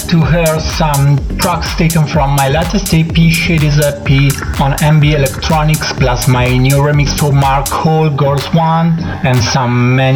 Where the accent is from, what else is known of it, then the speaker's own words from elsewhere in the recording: Italy; from Italy.